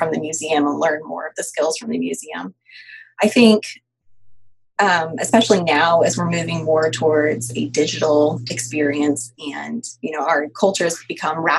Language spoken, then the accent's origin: English; Midwest, United States; now in Mountain City, Georgia, United States; I'm from the Midwest